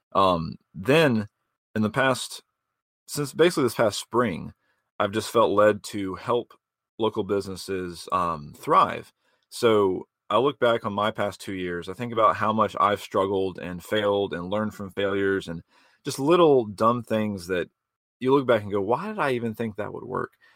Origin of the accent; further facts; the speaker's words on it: Georgia, United States; moved away as an adult; now in Greenville, United States; I'm born and raised in Georgia. Been here in Greenville for about six or so years